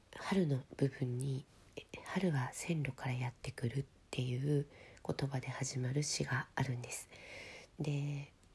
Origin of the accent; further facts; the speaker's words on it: Hokkaido, Japan; 私北海道出身なので毎年初雪が降るたびに